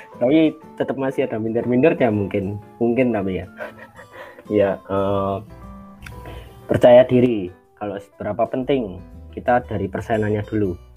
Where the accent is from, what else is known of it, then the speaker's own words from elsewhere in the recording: Yogyakarta, Special Region of Yogyakarta, Indonesia; asal dari Yogyakarta